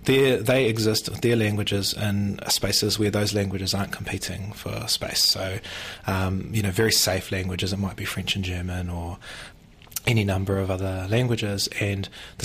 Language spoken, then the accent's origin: English; Whanganui, Manawatū-Whanganui, New Zealand; I was born and raised in Whanganui, in a suburb called Gonville, and my family, some of them still live there, are in different parts of Whanganui.